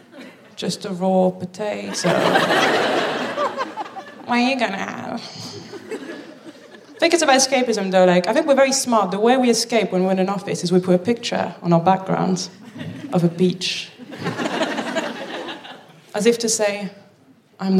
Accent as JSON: {"language": "English", "town": "Paris", "region": "Île-de-France", "country": "France", "also_born_or_lived": "Birmingham, United Kingdom", "moved": "yes", "lives_now": "London, United Kingdom", "said": "I'm from Paris"}